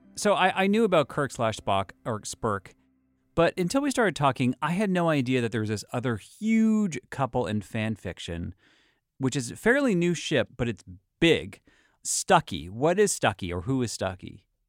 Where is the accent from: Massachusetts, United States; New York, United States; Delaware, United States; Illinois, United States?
Massachusetts, United States; Boston; I'm from Boston.